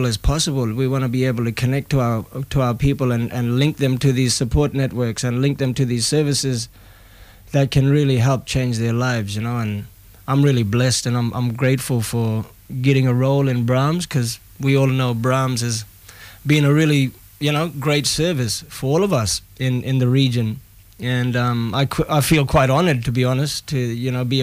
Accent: Broome, Western Australia, Australia; Growing up in Broome was probably one of the best places to grow up.

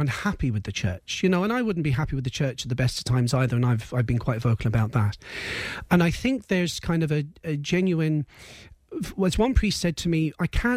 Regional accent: England, United Kingdom; now in Ireland; I grew up in England

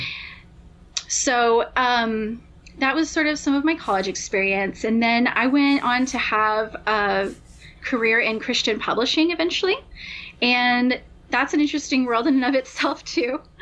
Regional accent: Albuquerque, New Mexico, United States; moved away as an adult; also born or lived in Nashville, Tennessee; I'm from Albuquerque, New Mexico. And so that was where I was born and raised

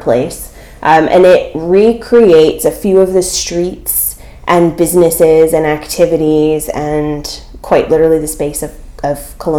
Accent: California, United States; also born or lived in New York; we're from California

